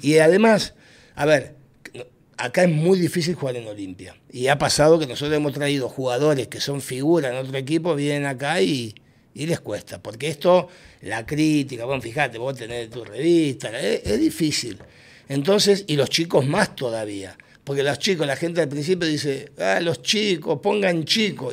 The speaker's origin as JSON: {"language": "Spanish", "country": "Argentina", "also_born_or_lived": "Honduras", "moved": "as an adult", "lives_now": "Tegucigalpa, Honduras", "said": "yo era independiente en Argentina"}